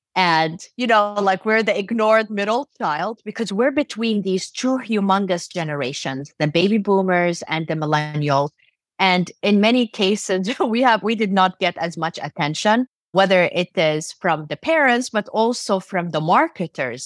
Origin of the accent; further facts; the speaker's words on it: Jordan; also born or lived in Turkey; now in United States; I was born in Turkey and raised in Jordan in the Middle East. I moved to the U S in ninety-six, and I've been here since then.